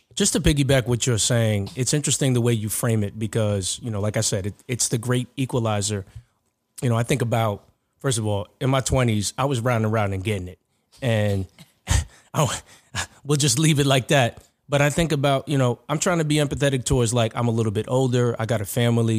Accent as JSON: {"language": "English", "region": "New York", "country": "United States", "said": "everyone knows you're from New York"}